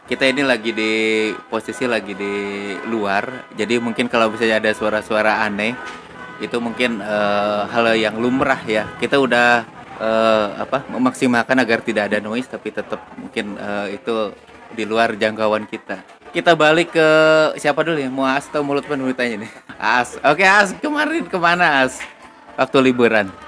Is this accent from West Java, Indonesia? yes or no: yes; Tasikmalaya, West Java, Indonesia; untuk mudik saya pun masih sama dalam keadaan ya kampung halaman saya adalah di Tasik gitu ya.